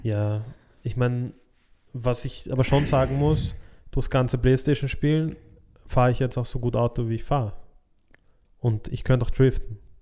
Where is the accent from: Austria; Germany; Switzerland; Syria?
Austria; bei uns in Österreich